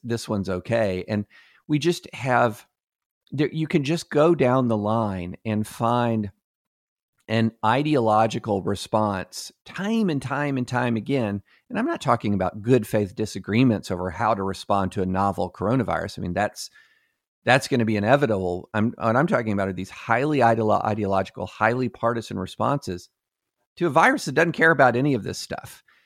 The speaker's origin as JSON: {"language": "English", "region": "Kentucky", "country": "United States", "tie": "born or raised there", "said": "I'm growing up in Kentucky"}